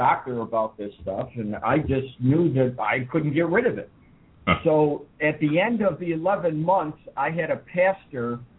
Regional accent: New York, United States; moved away as an adult; also born or lived in California; I was raised in New York

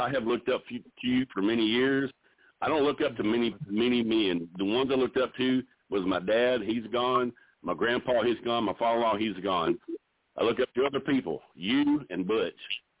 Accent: Odessa, Texas, United States; I mean, you know where Odessa is. Yeah, that's where I was born.

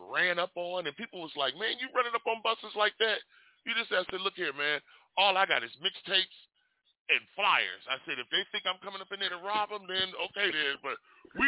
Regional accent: Detroit, Michigan, United States; now in Las Vegas, United States; when I was fresh from Detroit. I told people, yeah, you know, Detroit taught me about music. West Coast taught me how to grind my music

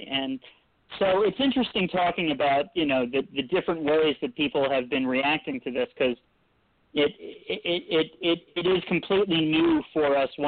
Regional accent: Richmond, Virginia, United States; My dad's from Northern Virginia, and I was born in Richmond.

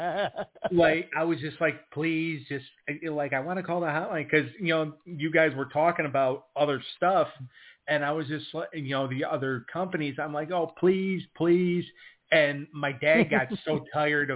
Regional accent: Buffalo, New York, United States; I grew up in Buffalo

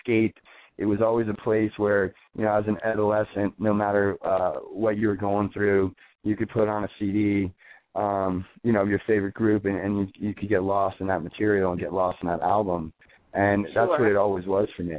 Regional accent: Florida, United States; moved away as an adult; also born or lived in New Orleans, Louisiana, United States; now in New York City, United States; We grew up in Florida. My brother and I were born in New Orleans, Louisiana.

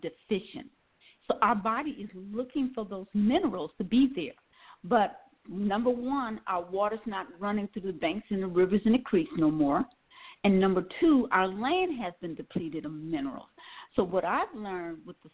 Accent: Milwaukee, Wisconsin, United States; now in Atlanta, United States; I'm from Wisconsin, Milwaukee, Wisconsin

